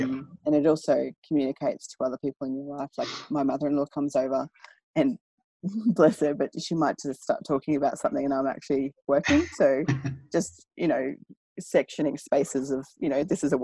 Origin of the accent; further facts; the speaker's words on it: Maryborough, Australia; it was a country town. I grew up in Maryborough